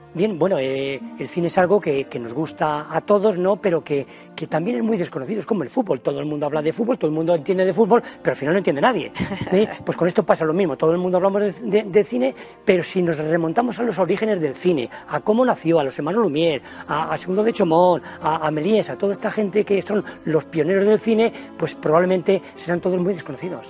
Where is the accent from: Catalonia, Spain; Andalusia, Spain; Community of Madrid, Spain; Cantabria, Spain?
Community of Madrid, Spain; Villarejo de Salvanés; Viarejo de Sabanes, en mi pueblo